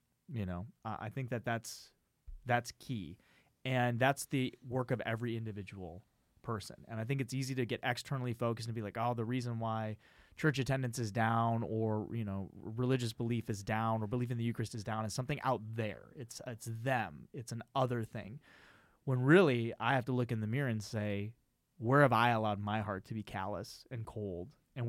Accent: Phoenix, Arizona, United States; I'm from Phoenix. I'm from Phoenix, Arizona.

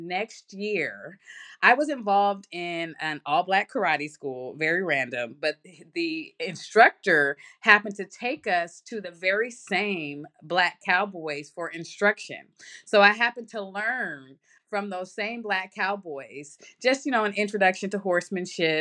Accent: Oakland, California, United States; I am originally from Oakland, California.

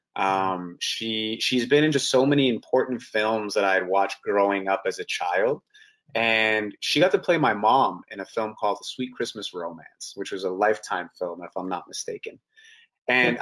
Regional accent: Canada; also born or lived in Toronto / Vancouver

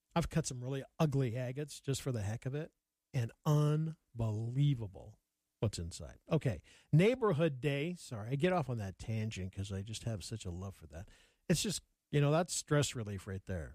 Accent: Yellowstone River, Montana, United States; I grew up on the Yellowstone

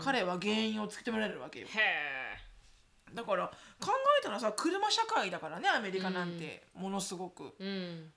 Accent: Japan; now in United States

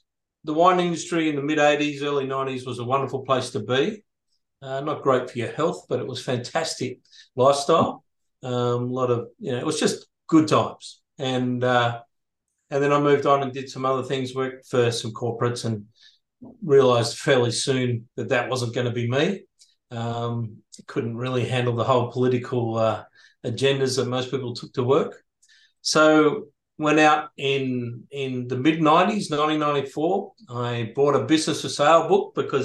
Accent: Sydney, New South Wales, Australia; moved away as an adult; now in Airlie Beach, Australia; I was moving from Sydney, where I grew up to Ellie Beach.

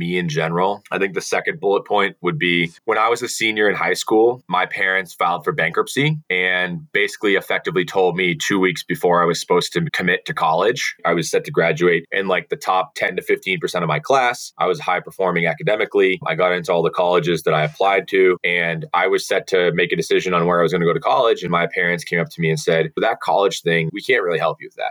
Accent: central Massachusetts, United States; I grew up in central Massachusetts

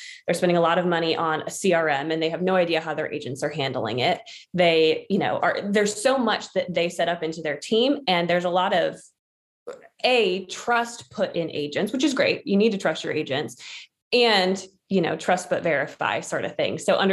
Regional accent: Washington, United States; moved away as an adult; now in Charleston, United States; I grew up in Washington State, moved to Charleston

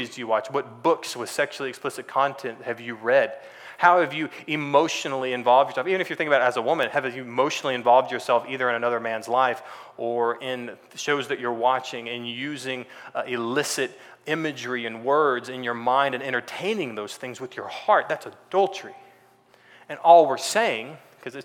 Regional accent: Texas, United States; moved away as an adult; also born or lived in California; I grew up in Texas

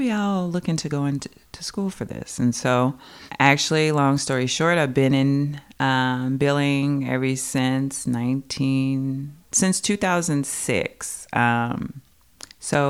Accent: Kentucky, United States; I'm from Kentucky, Bluegrass

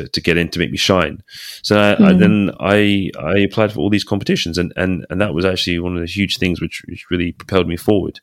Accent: England, United Kingdom; also born or lived in Aberdeen; I'm British, you know, I'm English

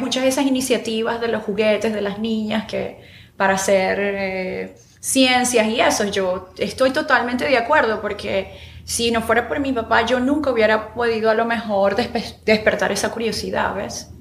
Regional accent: Maracaibo, Zulia, Venezuela; moved away as an adult; now in Houston, United States; yo soy de Maracaibo, pero sabes, mi papá es gocho

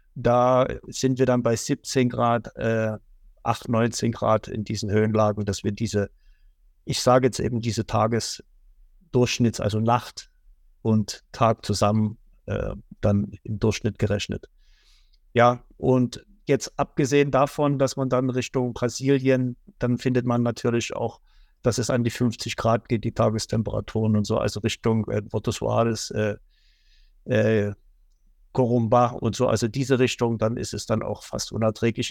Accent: Germany; wir uns als Deutsche

